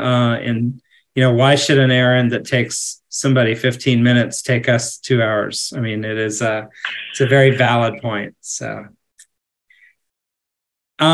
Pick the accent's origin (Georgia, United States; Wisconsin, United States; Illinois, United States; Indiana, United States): Indiana, United States; because I grew up in Indiana, which is also a fairly rural state.